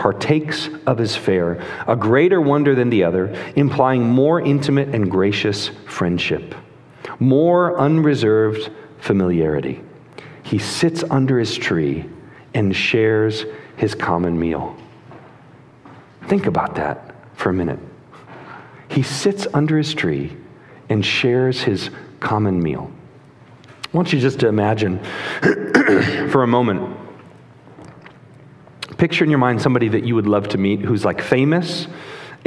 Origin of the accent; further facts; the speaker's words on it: Chicago, Illinois, United States; when I was a kid, I grew up in Chicago in the 90s